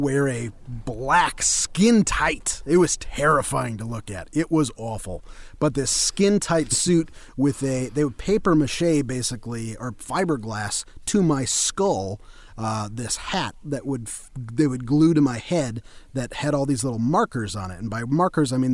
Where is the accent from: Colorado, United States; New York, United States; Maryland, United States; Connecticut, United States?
Colorado, United States; moved away as an adult; now in Waco, United States; I'm from Colorado originally